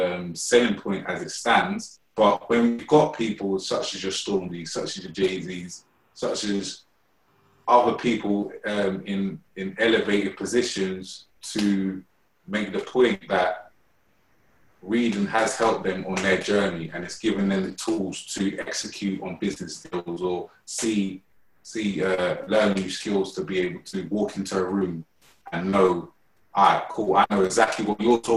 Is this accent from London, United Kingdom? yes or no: yes; London, United Kingdom; I'm from Shepherd's Bush, and I used to always, like, my parents, well, my mum used to always take me to Shepherd's Bush Library every weekend